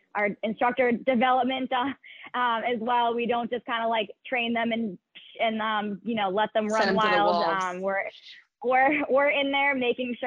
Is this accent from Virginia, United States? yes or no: no; Beverly, Massachusetts, United States; I'm actually from the Beverly area, growing up